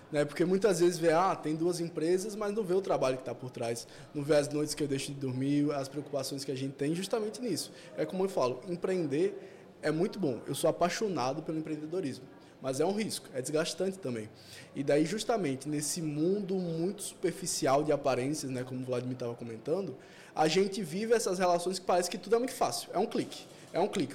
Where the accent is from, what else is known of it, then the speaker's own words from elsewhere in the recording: João Pessoa, Paraíba, Brazil; sou daqui de João Pessoa mesmo.